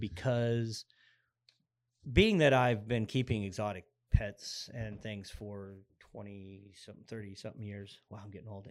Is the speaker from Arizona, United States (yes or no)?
yes; Arizona, United States; I grew up in Arizona. I'm actually, uh, an Arizona native